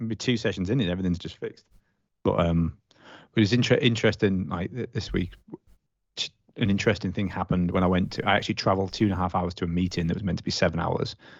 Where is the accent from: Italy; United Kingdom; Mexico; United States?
United Kingdom; being British